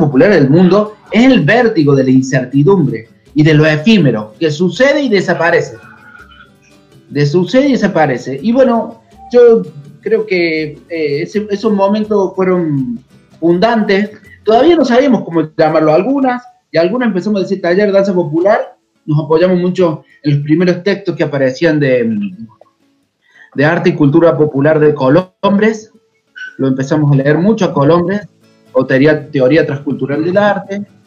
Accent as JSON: {"language": "Spanish", "region": "a town 100 km from Córdoba city", "country": "Argentina", "tie": "born or raised there"}